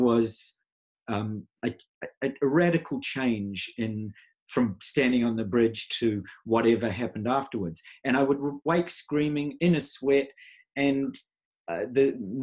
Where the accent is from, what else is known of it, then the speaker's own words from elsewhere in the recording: New Zealand; I was born in New Zealand. I'm a Maori Hawaiian by birth